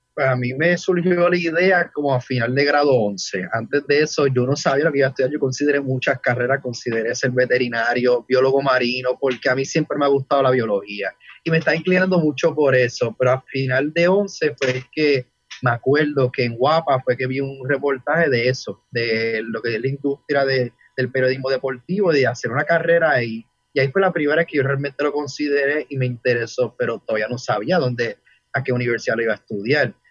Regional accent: Ponce, Puerto Rico; now in Vega, Puerto Rico; naturalmente de Ponce, pero vivo en Vega ya hace varios años

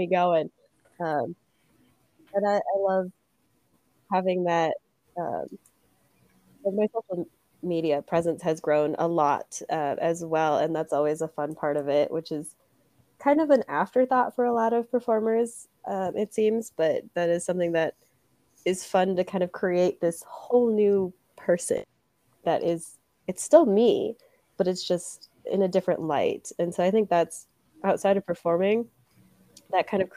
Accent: Milwaukee, Wisconsin, United States; now in Des Moines, United States; my hometown, Milwaukee.

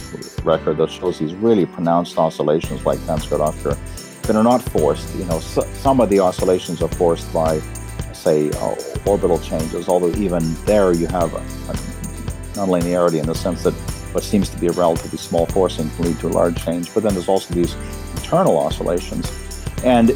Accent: Canada; moved away as an adult; also born or lived in United States / Cambridge, United Kingdom; now in Reading, United Kingdom; I'm a Canadian

